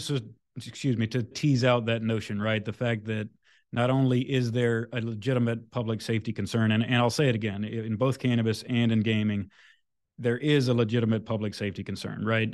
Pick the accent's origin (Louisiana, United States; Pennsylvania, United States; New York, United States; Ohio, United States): Louisiana, United States; moved away; I'm originally from Louisiana